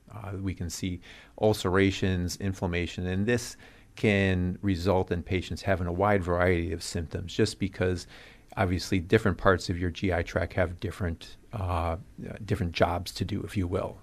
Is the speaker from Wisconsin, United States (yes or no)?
yes; Cudahy, Wisconsin, United States; also born or lived in Omaha, Nebraska / Arizona; I'm originally from Cudahy